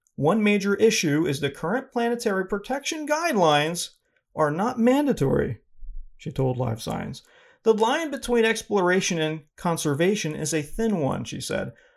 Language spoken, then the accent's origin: English; Northeast, United States; I'm from the Northeast